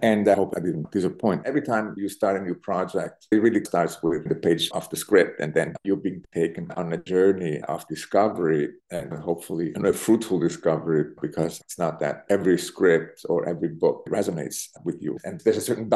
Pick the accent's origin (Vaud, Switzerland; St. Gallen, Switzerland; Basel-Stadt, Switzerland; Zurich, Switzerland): Zurich, Switzerland; first language Italian and German; English is a second language; moved away as an adult; also born or lived in Berlin, Germany; now in New York, United States; I was born in Zurich in Switzerland. I grew up in Zurich.